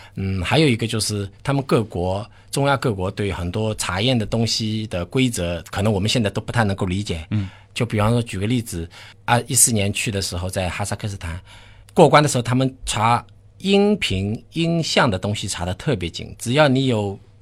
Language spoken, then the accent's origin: Chinese; China; 我们中国人大多数的一个主流的文化